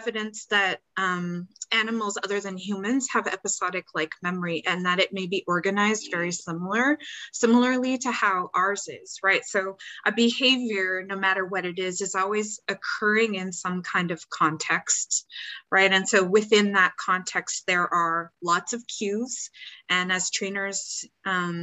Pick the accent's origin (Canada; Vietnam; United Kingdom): Canada; also born or lived in Seattle, United States; now in Carolina, United States; I'm Canadian